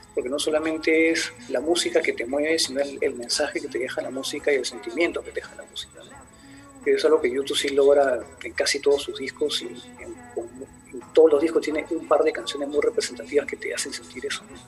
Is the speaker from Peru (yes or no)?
yes; Peru; soy de Perú